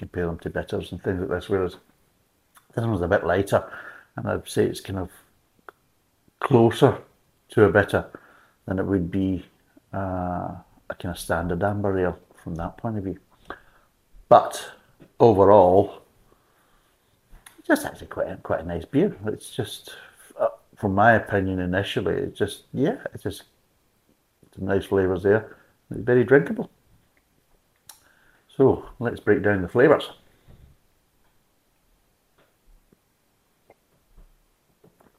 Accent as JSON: {"language": "English", "country": "United Kingdom", "said": "being British"}